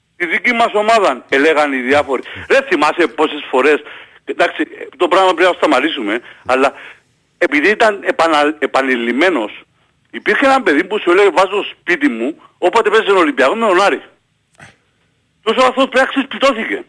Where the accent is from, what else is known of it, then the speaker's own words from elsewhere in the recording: Famagusta, Famagusta District, Cyprus; Από ποιο μερός, λέω αμόχωστο